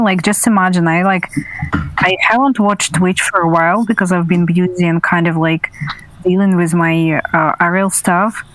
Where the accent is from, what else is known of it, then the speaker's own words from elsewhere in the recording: Russia; I was from Russia